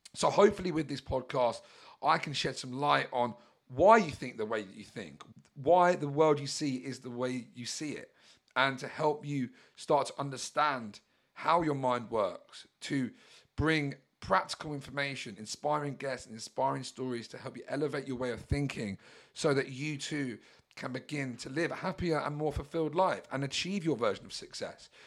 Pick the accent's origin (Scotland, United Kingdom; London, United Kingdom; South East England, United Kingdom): South East England, United Kingdom; Brighton; I'm a British Yob from Brighton